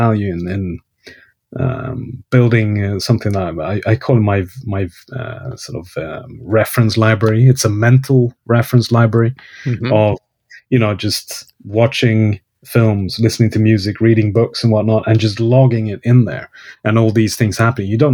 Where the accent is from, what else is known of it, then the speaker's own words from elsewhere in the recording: Kiruna, Norrbotten County, Sweden; English is a second language; moved away as an adult; now in Stockholm, Sweden; my hometown, Kiruna